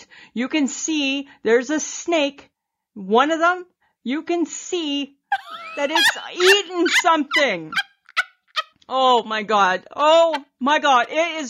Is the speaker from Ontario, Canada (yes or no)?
yes; Ontario, Canada; And then it got me thinking back to being a little girl growing up in Ontario.